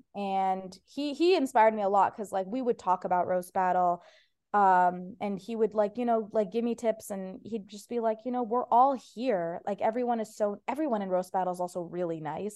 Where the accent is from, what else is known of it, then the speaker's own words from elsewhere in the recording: Ohio, United States; first language Persian; English is a second language; now in Los Angeles, United States; It was actually my first language, like, even though I was born in Ohio